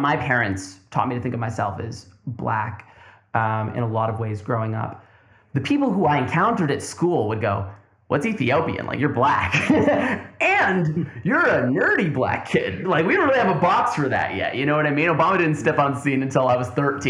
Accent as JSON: {"language": "English", "area": "Tri-Cities", "region": "British Columbia", "country": "Canada", "tie": "born or raised there", "also_born_or_lived": "Burnaby", "said": "I was born in Burnaby. I was raised in the Tri-Cities."}